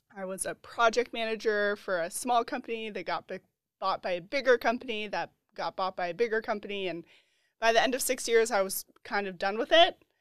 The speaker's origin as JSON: {"language": "English", "town": "Boulder", "region": "Colorado", "country": "United States", "said": "I'm from Colorado. I'm from Boulder, Colorado"}